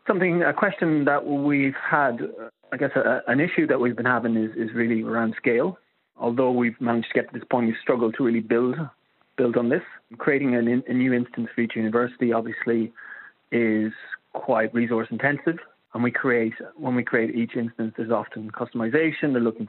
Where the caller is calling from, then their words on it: Sligo, Connacht, Ireland; I'm contacting you from Sligo in the northwest of Ireland.